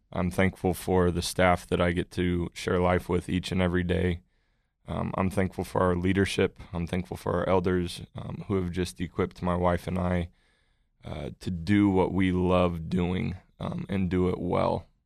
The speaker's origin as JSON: {"language": "English", "region": "Colorado", "country": "United States", "tie": "born or raised there", "also_born_or_lived": "Missouri", "moved": "yes", "lives_now": "Oklahoma, United States", "said": "I grew up in Colorado"}